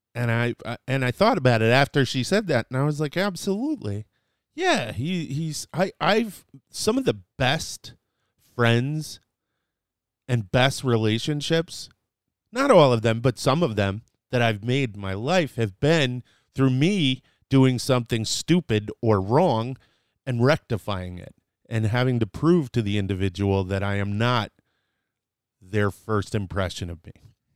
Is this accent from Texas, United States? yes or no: yes; Dallas, Texas, United States; I was born in, in Dallas, Texas